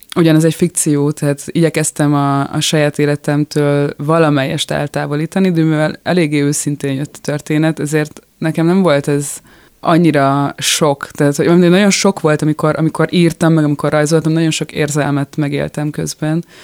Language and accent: Hungarian; Budapest, Hungary; born or raised there; moved away as an adult; now in France